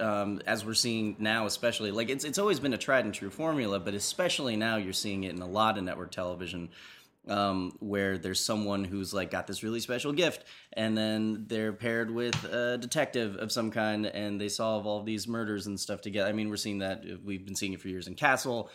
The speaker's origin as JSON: {"language": "English", "region": "New Jersey", "country": "United States", "said": "I'm from the East Coast"}